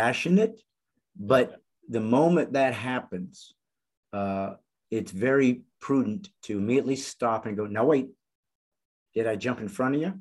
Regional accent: United States; I was born in the United States

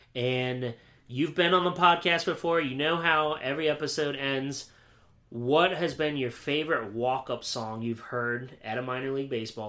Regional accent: Williamsport, Pennsylvania, United States; accent: Mare of Easttown accent; moved away; also born or lived in Wisconsin; I am from Pennsylvania.

